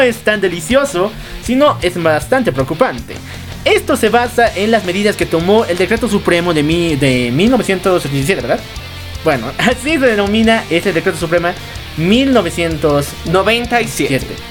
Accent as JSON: {"language": "Spanish", "country": "Bolivia"}